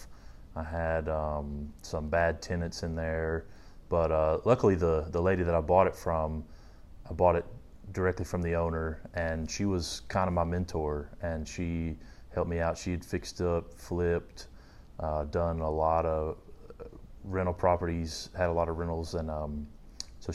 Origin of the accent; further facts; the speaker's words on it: Tullahoma, Tennessee, United States; moved away as an adult; also born or lived in North Carolina; now in Nashville, United States; now I'm in the Nashville, Tennessee area, but originally from a small town in Tennessee called Tullahoma